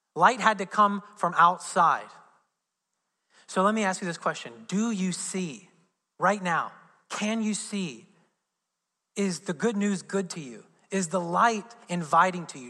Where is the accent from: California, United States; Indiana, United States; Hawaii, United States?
Indiana, United States; Southern; I'm from Southern Indiana